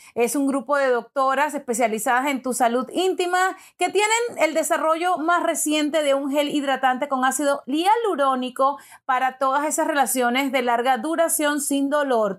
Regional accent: Venezuela; yo soy venezolana, me han criado católica

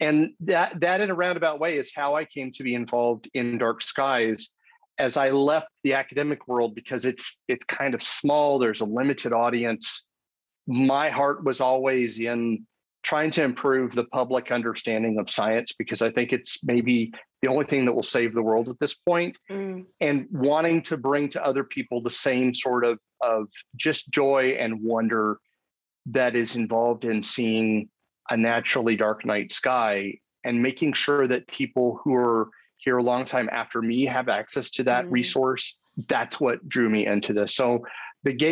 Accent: Arizona, United States; I grew up in Arizona. I'm in the United States.

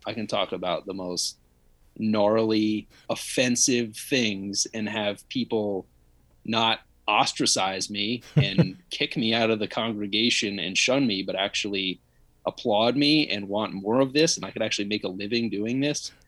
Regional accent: Connecticut, United States; home where I grew up in Connecticut

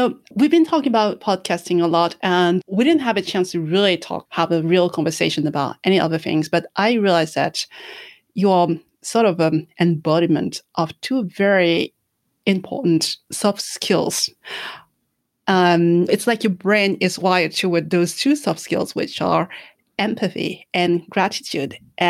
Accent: France; since I was a child, I've never had any big birthday celebration because growing up in France, August is the month where everybody is on holiday.

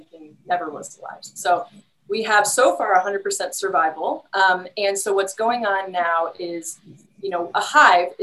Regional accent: West Lafayette, Indiana, United States; moved away; I'm from Indiana originally, and I'm from the Purdue area originally

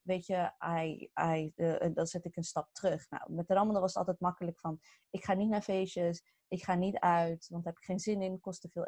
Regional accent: Morocco; En wij zijn Marokkaans, eh, wij zijn Marokkaans, dus dan werden echt soms hamburgers, Marokkaanse worstjes.

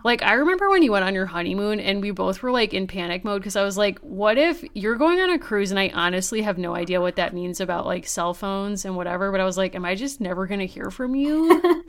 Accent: Connecticut, United States; I'm from Connecticut.

